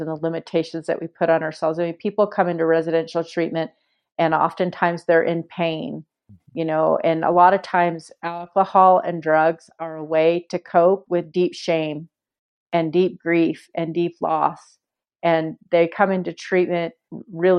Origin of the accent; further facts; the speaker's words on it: Walnut Creek, California, United States; I grew up in Walnut Creek